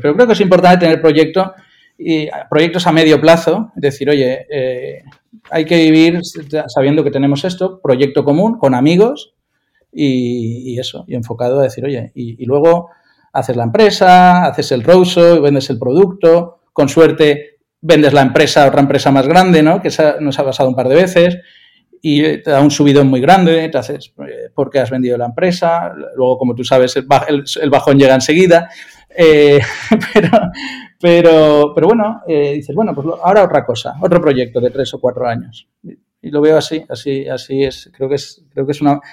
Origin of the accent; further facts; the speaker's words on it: Valencia, Valencian Community, Spain; yo soy de Valencia